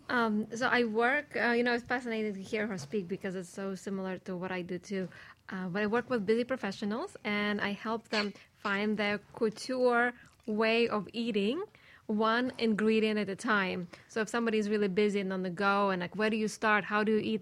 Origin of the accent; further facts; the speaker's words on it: Saint Petersburg, Russia; moved away; I'm from St. Petersburg, Russia. We did not have anything raw in January